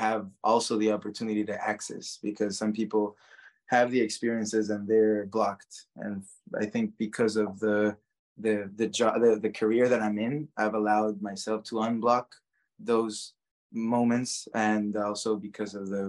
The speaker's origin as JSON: {"language": "English", "country": "Guatemala", "tie": "born or raised there", "moved": "yes", "said": "growing up in Guatemala, everyone is Catholic"}